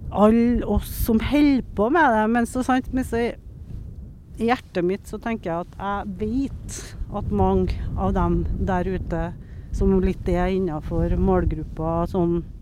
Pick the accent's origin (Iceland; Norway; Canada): Norway; Steinkjer, Trøndelag; moved away; also born or lived in Troms; jeg er født på Steinkjer.